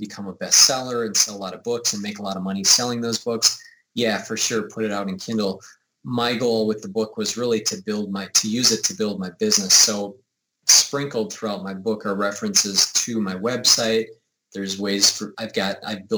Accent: United States; I'm from the United States.

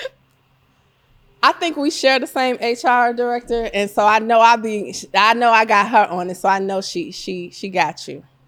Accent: Chicago, Illinois, United States; I'm from Chicago

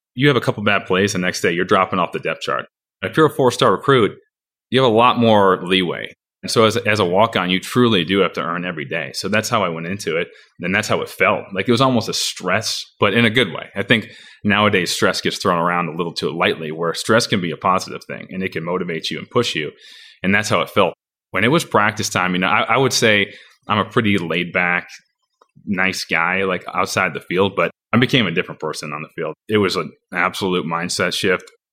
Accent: Napoleon, Michigan, United States; my address was technically Jackson, but I'm from Napoleon

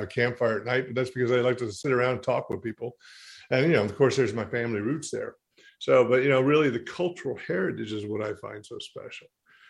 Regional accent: the Smokies, Southern Appalachia, United States; I grew up and was born and raised in the Smokies. My family came from a long time

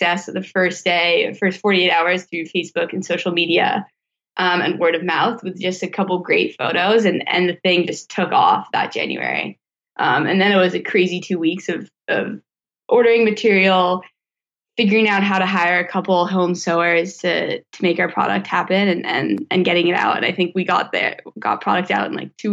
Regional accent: Vermont, United States; I was born and raised in Vermont

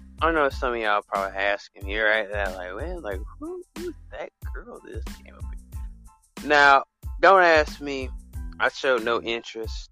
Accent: the South, United States

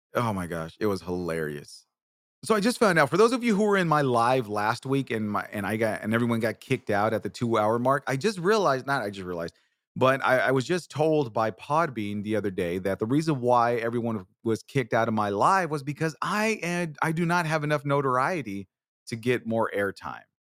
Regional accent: Bakersfield, California, United States; also born or lived in Washington; now in San Antonio, United States; I'm originally from Bakersfield, California. I live in San Antonio, Texas now but I'm originally from Bakersfield

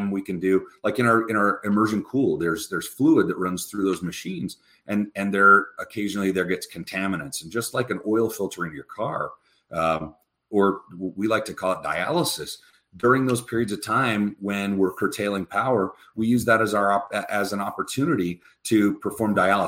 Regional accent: United States; also born or lived in Wyoming / Utah; growing up in Wyoming and Utah, being a Catholic kid

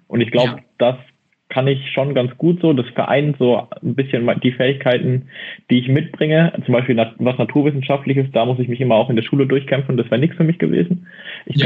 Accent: near Mannheim, Baden-Württemberg, Germany; ich komme aus Bavü, aus der Nähe von Mannheim

